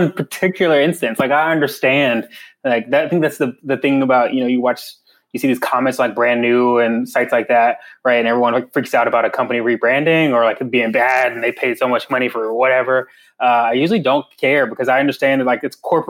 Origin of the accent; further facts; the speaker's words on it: North Carolina, United States; moved away; I am from North Carolina